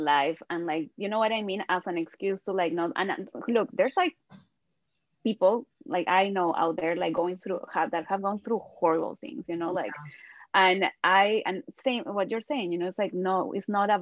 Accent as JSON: {"language": "English", "country": "Peru", "said": "I'm from Peru"}